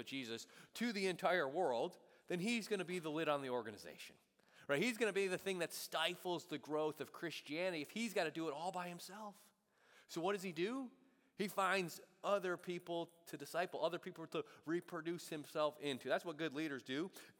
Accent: Buffalo, New York, United States; moved away; growing up in Buffalo

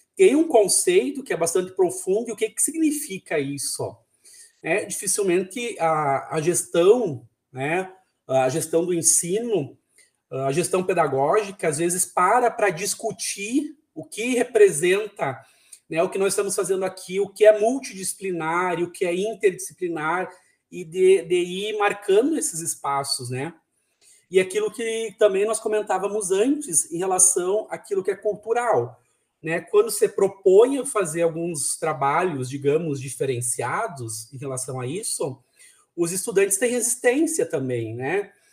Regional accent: São Borja, Rio Grande do Sul, Brazil; Eu sou natural de São Borja, terra dos presidentes

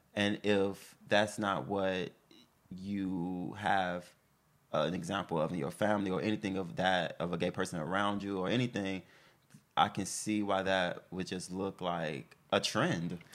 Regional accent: Chicago, Illinois, United States; I'm from Chicago

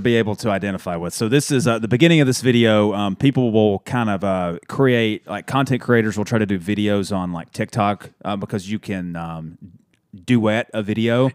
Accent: Dalton, Georgia, United States; a head coach at Dalton High School in my hometown

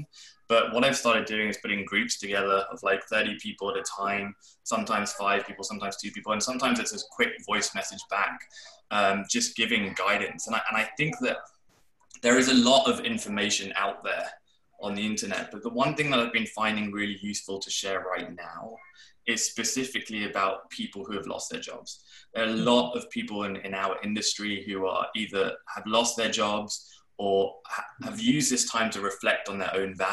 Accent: London, United Kingdom; when I was growing up in London

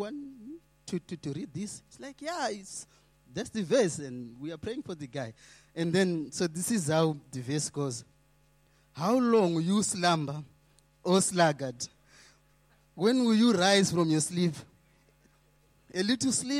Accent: Zimbabwe; moved away; I'm coming from Zimbabwe.

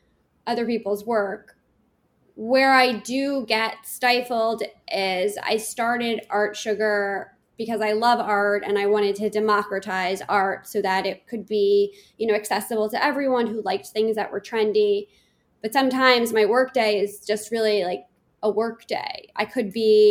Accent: New York City, New York, United States; I grew up in Manhattan, and my mom put me in finger painting classes at the Met.

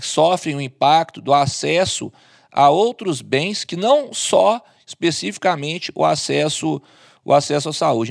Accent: Minas Gerais, Brazil; como bom mineiro

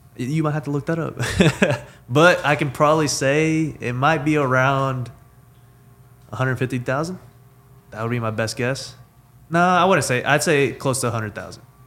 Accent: Weatherford, Texas, United States; Born and raised in Weatherford, Texas

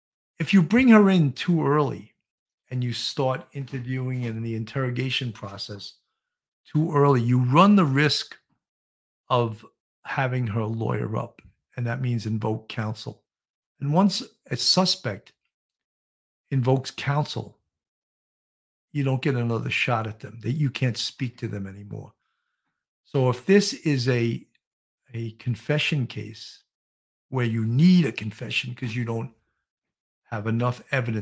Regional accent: Ireland; Kelly, I'm Irish too, and lots of drinkers.

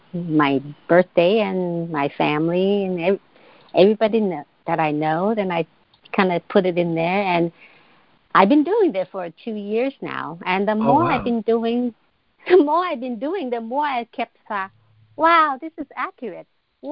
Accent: China; I was born and raised in China

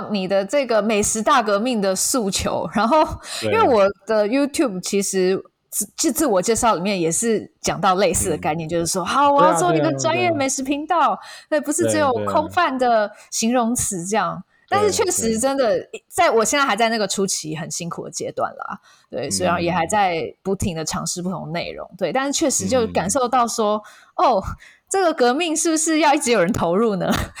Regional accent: Taiwan; 我是土生土长的台湾小孩。

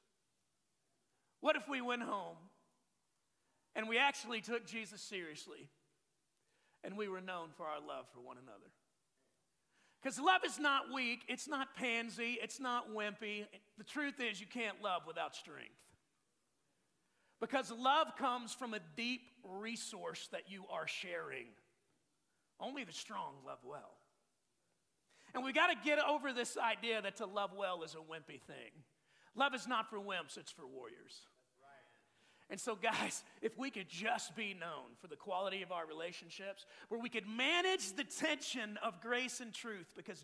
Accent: Texas, United States; I'm from Texas. I grew up with open containers and a gun rack

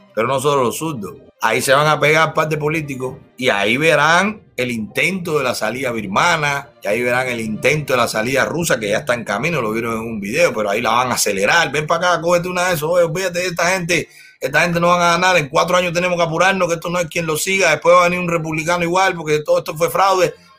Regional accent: Cuba; moved away; Cuando yo salí de Cuba

